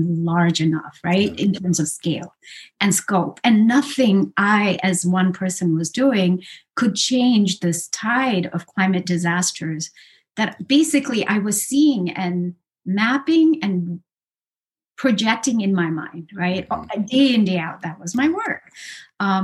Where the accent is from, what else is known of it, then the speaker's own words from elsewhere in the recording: Sikkim, India; I come from this really small place called Sikkim in which is south of Tibet and sort of sandwiched between Nepal and Bhutan. It's a northeastern state in India.